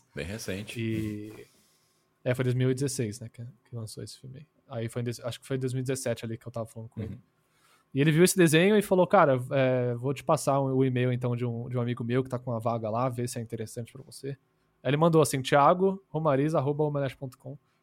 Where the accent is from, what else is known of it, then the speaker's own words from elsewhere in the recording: Brazil; Portuguese is a second language; also born or lived in United States; Eu sou estadunidense, para não falar americano, né? E, mas eu moro aqui minha vida inteira. Eu vim